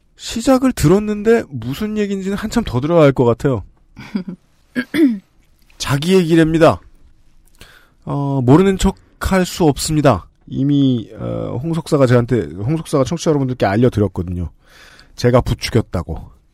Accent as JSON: {"language": "Korean", "country": "South Korea", "tie": "born or raised there", "said": "제가 제 고향에서 학교를 다니는데 한강을 건너서 가야 했어요"}